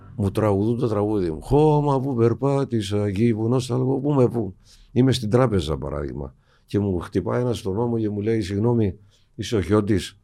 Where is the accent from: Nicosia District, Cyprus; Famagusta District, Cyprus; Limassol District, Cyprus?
Famagusta District, Cyprus; Famagusta; moved away as an adult; also born or lived in London, United Kingdom; Στην Αμόχωστο γεννήθηκα, μεγάλωσα.